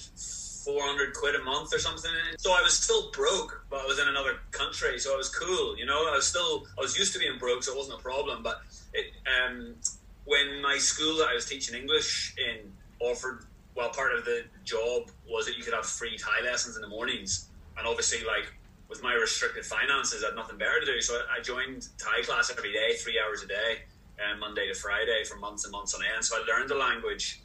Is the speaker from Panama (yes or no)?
no; Ireland; moved away as an adult; also born or lived in England; I'm Irish, but I went to university in England. So I'd already left home at 18